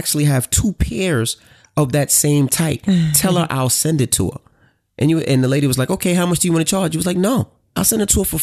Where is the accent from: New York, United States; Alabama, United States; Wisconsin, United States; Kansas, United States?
New York, United States; I'm from New York.